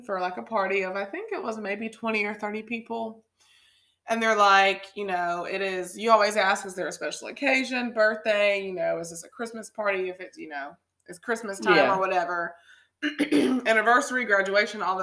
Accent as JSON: {"language": "English", "country": "United States", "tie": "born or raised there"}